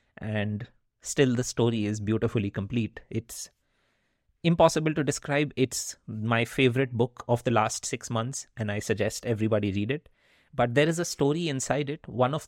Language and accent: English; India; first language Hindi; English is a second language; And Hindi was my mother tongue, and I grew up in a part of the country